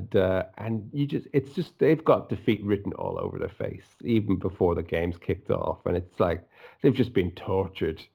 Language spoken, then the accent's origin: English; Dublin, Leinster, Ireland; I'm, as you can tell from my accent, I'm not from Liverpool. I'm from Dublin